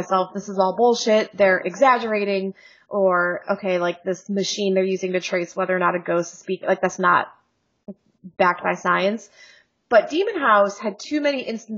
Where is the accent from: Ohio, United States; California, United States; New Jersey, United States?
Ohio, United States; also born or lived in near Chicago; now in Chicago area, United States; I'm from Ohio